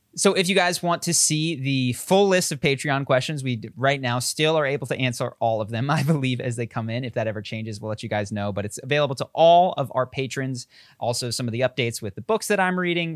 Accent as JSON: {"language": "English", "town": "Philadelphia", "region": "Pennsylvania", "country": "United States", "tie": "born or raised there", "accent": "Philadelphia", "moved": "as an adult", "said": "I speak, and my sister even more so, like, like I'm from Philadelphia. I moved out of Philadelphia thirteen or fifteen years ago"}